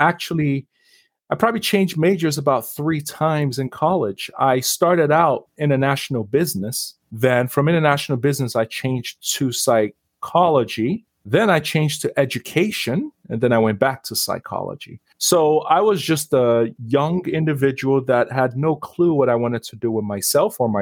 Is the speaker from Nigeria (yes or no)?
yes; Lagos, Nigeria; now in Canada; I was born and raised in a wonderful country in West Africa called Nigeria. I was born in Lagos